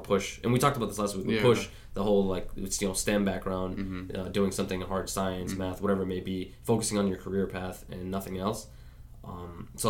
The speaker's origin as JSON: {"language": "English", "town": "New York City", "region": "New York", "country": "United States", "tie": "born or raised there", "said": "I grew up in Queens"}